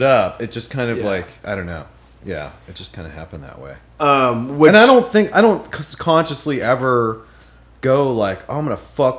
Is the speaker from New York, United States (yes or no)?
no; Pittsburgh, Pennsylvania, United States; moved away as an adult; also born or lived in North Carolina; I grew up in Pittsburgh until I was 18.